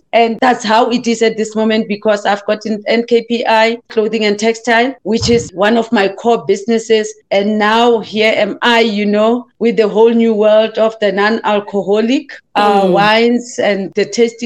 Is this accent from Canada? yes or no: no; South Africa; I am South African born, and I had my journey, you know, I had my struggles. My father was a farm worker, my mother as well, and I had to learn to survive at a very early stage. And I started working at the farms.